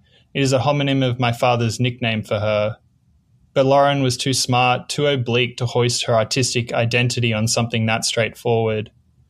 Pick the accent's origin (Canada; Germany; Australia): Australia; Growing up in Australia was you know, a lot of the stereotypes are true and a lot of them aren't. I moved around a lot as a kid, a lot around on the different parts of the East Coast.